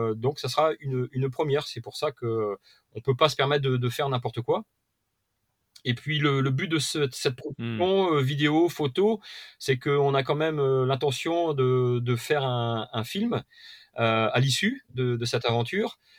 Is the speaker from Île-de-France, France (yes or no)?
no; Perpignan, Occitania, France; moi je suis de l'Occitanie, un hein, côté donc Perpignan